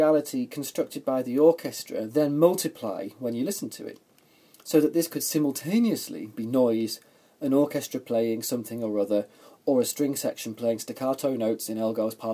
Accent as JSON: {"language": "English", "region": "England", "country": "United Kingdom", "said": "I'm an Englishman, as you might have already told by my accent."}